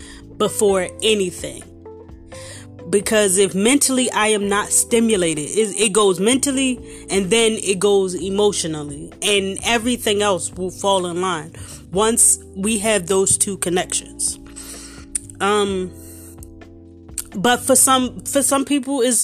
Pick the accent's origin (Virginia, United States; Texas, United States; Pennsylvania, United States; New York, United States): Pennsylvania, United States; Philadelphia; I'm from South Philly, the core of South Philly